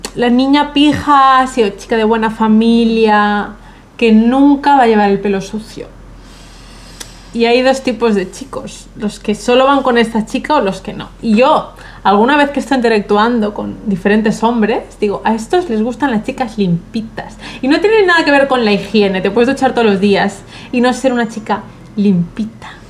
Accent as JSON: {"language": "Spanish", "town": "Madrid", "region": "Community of Madrid", "country": "Spain", "tie": "born or raised there", "said": "yo, como bien sabes, crecí en Madrid, cerca del Retiro"}